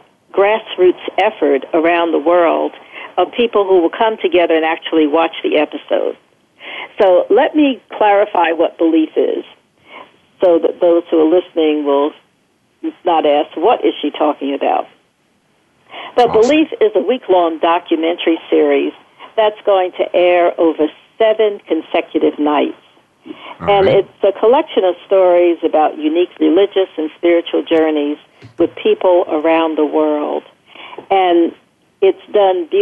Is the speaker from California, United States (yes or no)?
no; New York City, New York, United States; moved away; also born or lived in Culver City; I grew up in Brooklyn, New York, and I grew up surrounded by many Jewish people.